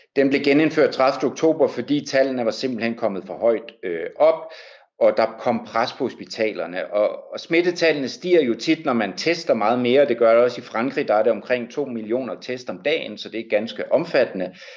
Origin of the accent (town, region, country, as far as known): Denmark; now in Paris, France